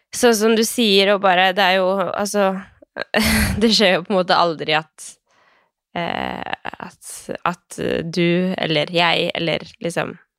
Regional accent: Skien, Telemark, Norway; Jeg er jo eh, fra Skien

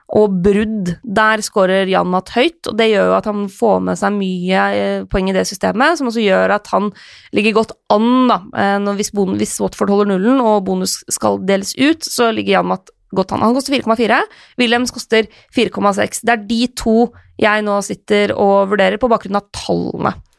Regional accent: Lillehammer, Innlandet, Norway; moved away; Vært hjemme på Lillehammer en tur

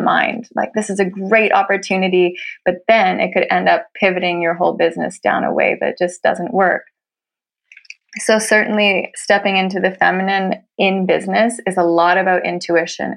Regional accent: Canada; moved away as an adult; now in Norway; I'm a Canadian who's been living in Norway for nine years.

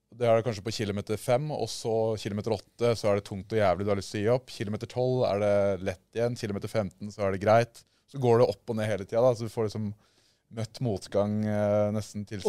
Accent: Porsgrunn, Telemark, Norway; vi er fra Porsgrunn

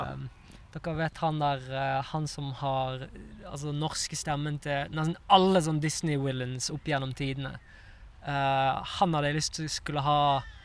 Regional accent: Bergen, Vestland, Norway; moved away as an adult; also born or lived in Oslo; når jeg bodde her i Oslo, så hadde jeg jo en del bestekompiser hjemme i Bergen

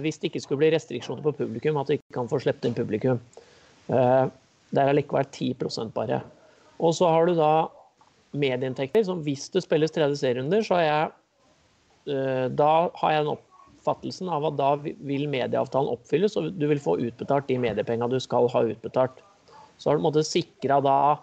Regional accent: Kongsvinger, Innlandet, Norway; da jeg vokste opp på Kongsvinger

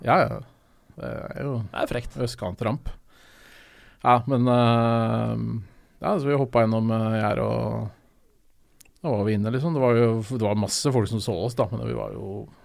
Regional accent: Oslo, Norway; jeg er jo fra Østensjø bydel, så jeg er fra lenger ut

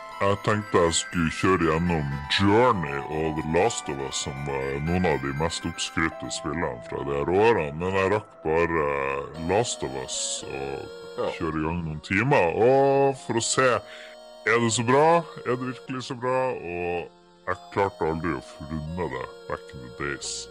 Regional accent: Harstad, Troms, Norway; vi er jo fra Harstad begge

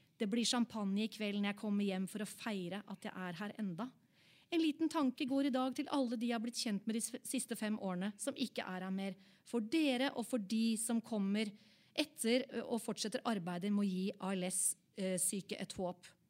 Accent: Oslo, Norway; Jeg er fra Oppsal

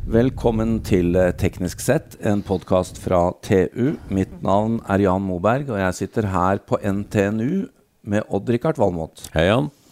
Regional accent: Norway; vi er her fra Norge

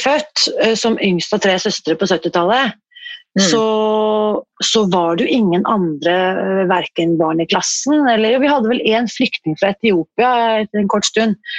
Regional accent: Oslo, Norway; Jeg er født på Ullevål sykehus

